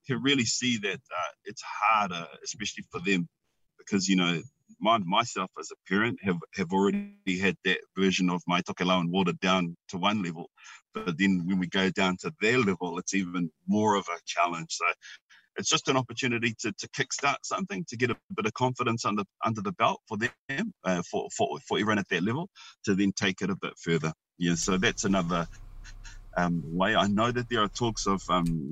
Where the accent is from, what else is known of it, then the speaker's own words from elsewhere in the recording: Wellington, New Zealand; now in Auckland, New Zealand; I was raised in Wellington